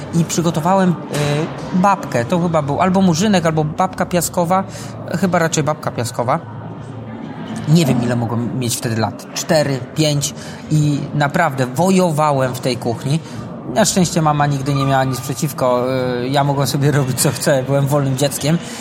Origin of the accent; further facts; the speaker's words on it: Radzionków, Silesian Voivodeship, Poland; also born or lived in Katowice / England; now in Tarnowskie Góry, Poland; Ja z Tarnowskich Gór teraz jestem. Wychowałem się w Radziąkowie.